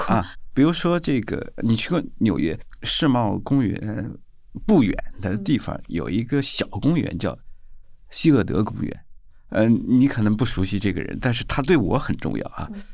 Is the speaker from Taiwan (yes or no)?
no; China; 一般我们中国人的套路就是干掉他